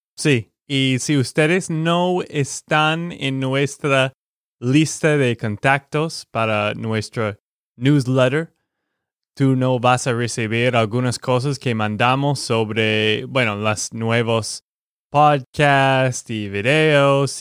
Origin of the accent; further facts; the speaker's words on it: Texas, United States; de Texas, Estados Unidos.